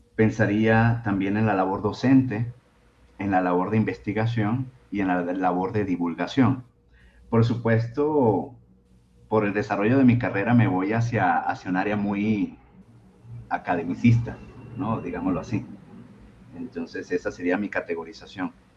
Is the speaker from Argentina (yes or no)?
no; Venezuela; now in Mexico; soy originariamente de Venezuela